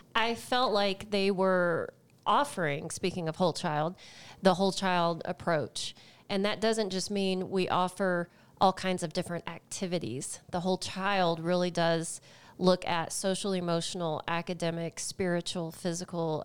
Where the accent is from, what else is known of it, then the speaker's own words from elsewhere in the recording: just outside of the Dallas area, Texas, United States; moved away as an adult; now in Longmont, United States; I am from the great state of Texas